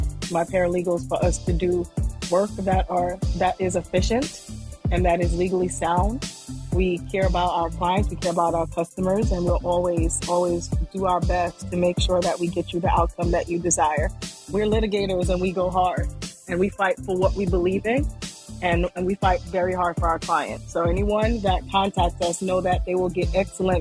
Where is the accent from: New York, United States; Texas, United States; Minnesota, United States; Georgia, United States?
New York, United States; New York City; as a New Yorker